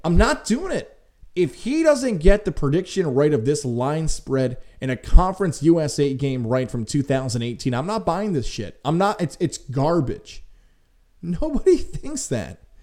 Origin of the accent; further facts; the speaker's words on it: Syracuse, New York, United States; growing up in Syracuse